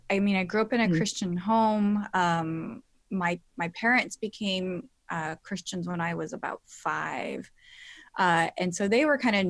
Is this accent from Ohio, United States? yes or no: no; California, United States; moved away as an adult; also born or lived in England; I just happened to get a job in my home state, 30 minutes from my family, where all my family was, after being gone for like 11 years